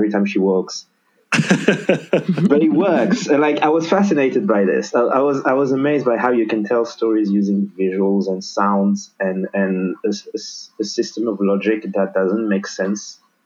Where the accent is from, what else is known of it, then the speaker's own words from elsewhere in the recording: Senegal; moved away as an adult; now in France; born and raised in Senegal